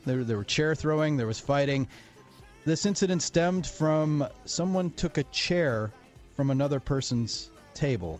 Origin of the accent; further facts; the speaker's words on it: Wisconsin, United States; my home state Wisconsin